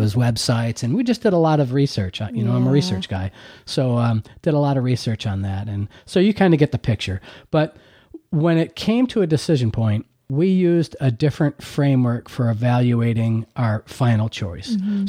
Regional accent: Hamburg, New York, United States; I'm originally from Buffalo, actually Hamburg, New York, which is, south of Buffalo.

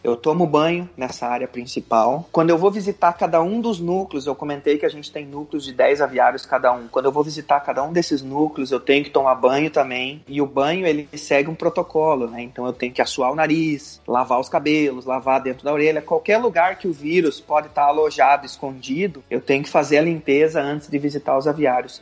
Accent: Curitiba, Paraná, Brazil; moved away as an adult; also born or lived in Palotina, Brazil; now in Saudi Arabia; eu sou paranaense, sou natural de Curitiba

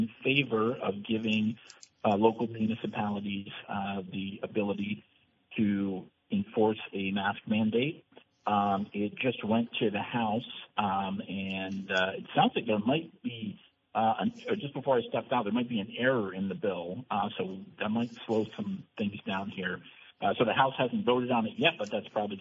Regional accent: Brandon, Vermont, United States; my hometown of Brandon

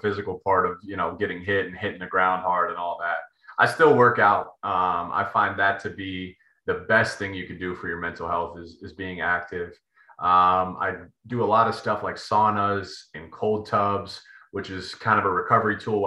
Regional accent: Pickerington, Ohio, United States; born and raised in Pickerington, Ohio

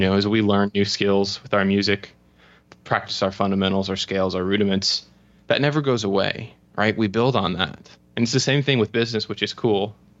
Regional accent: Florida, United States; moved away as an adult; also born or lived in United Kingdom / Spain; I'm from Florida.

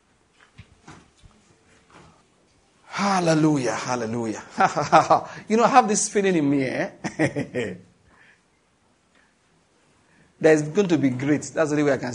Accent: Nigeria

